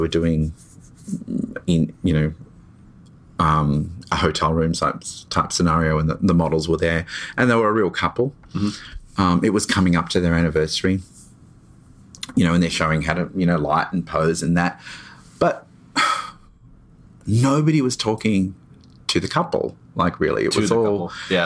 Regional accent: Melbourne, Victoria, Australia; I'm from Melbourne.

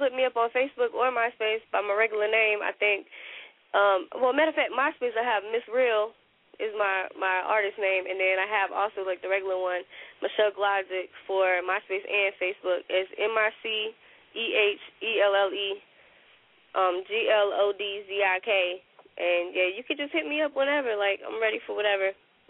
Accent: Sanford, North Carolina, United States; also born or lived in Fayetteville; I was raised in the country. That's my home. Sanford is my home. Like, you know, I'm in Fayetteville. I was born in Fayetteville, but I was raised in Sanford, and I moved back to Fayetteville when I was older.

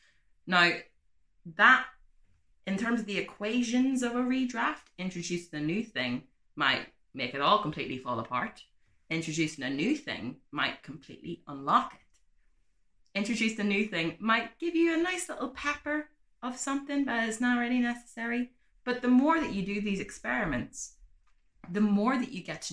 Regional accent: Ireland; I'm from Ireland

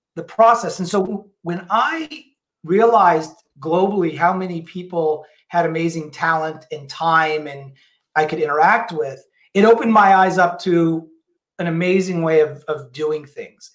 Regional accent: New Orleans, Louisiana, United States; now in Seattle, United States; I'm originally from New Orleans.

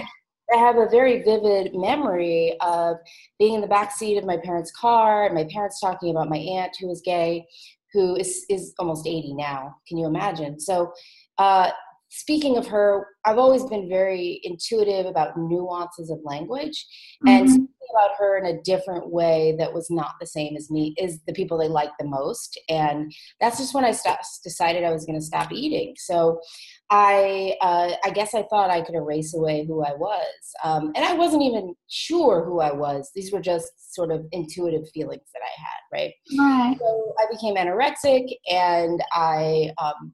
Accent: New Orleans, Louisiana, United States; now in Nashville, United States; I grew up in New Orleans, so far away from Pollyanna, and it was a really cool place to grow up

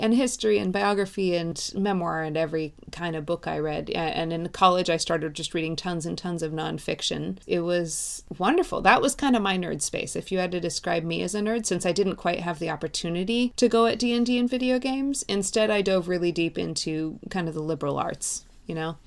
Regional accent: outside Seattle, Washington, United States; I grew up outside Seattle, well outside Seattle

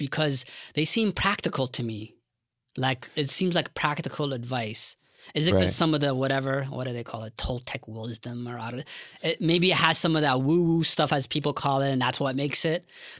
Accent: London, Ontario, Canada; As you may know, I'm originally from London, Ontario.

